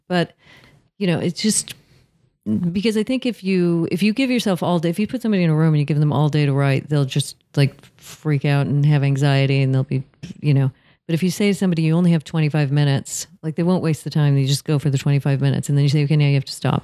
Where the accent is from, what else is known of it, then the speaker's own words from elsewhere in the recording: Southern California, United States; I'm from Southern California